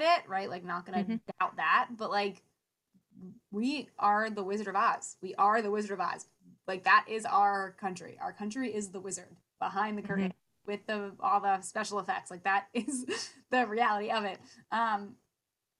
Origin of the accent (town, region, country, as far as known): United States